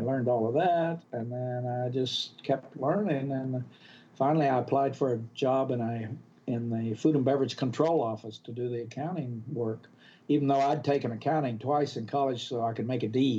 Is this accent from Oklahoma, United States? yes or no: yes; Oklahoma, United States; moved away as an adult; Well, I grew up in Oklahoma. Actually, I never stepped foot out of Oklahoma until I was 20 years old. Grew up on a farm. We didn't even have indoor plumbing.